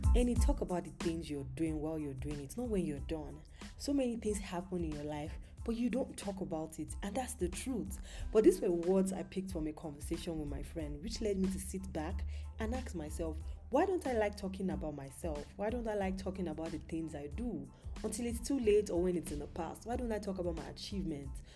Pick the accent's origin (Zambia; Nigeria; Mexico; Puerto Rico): Nigeria; Yorubaland; moved away; I'm Nigerian, I'm currently not in Nigeria, but I'm Nigerian, Yoruba precisely